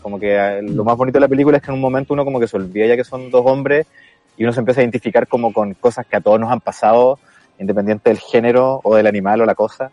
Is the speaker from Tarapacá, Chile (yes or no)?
no; Valdivia, Los Ríos, Chile; Soy de Valdivia y estoy en Valdivia ahora